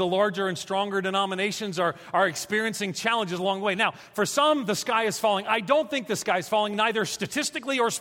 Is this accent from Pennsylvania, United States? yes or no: no; New York, United States; also born or lived in Atlanta; now in Tennessee, United States; I'm a New Yorker